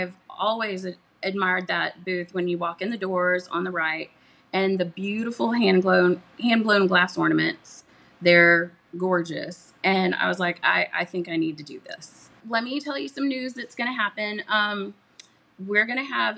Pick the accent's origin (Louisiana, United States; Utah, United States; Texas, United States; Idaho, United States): Texas, United States; Katy; I'm from Katy originally. So I'm a Katy girl